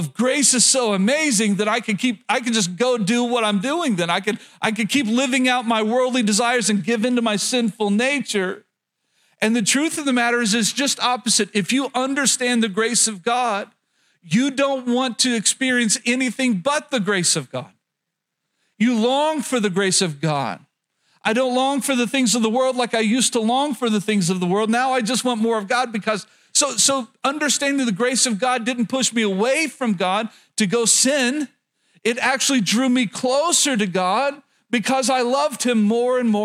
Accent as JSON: {"language": "English", "region": "rural Oklahoma", "country": "United States", "tie": "born or raised there", "said": "growing up in Oklahoma, especially rural Oklahoma"}